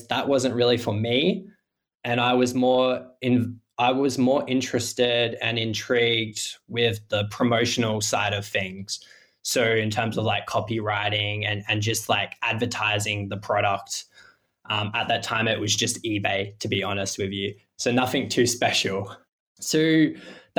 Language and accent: English; Adelaide, South Australia, Australia; I'm from Adelaide, Australia, beachside down the south coast